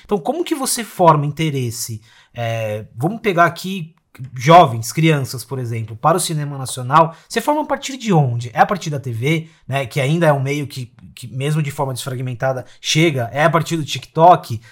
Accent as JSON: {"language": "Portuguese", "region": "São Paulo", "country": "Brazil", "also_born_or_lived": "Osasco", "said": "eu sou da periferia de São Paulo, moro em Osasco"}